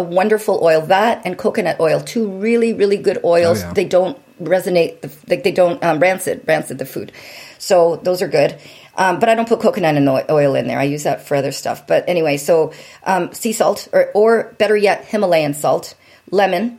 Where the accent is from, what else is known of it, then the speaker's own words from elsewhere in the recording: Windsor, Ontario, Canada; moved away as an adult; now in California, United States; Windsor, Ontario. And if you blink your eyes on a map, you might just miss it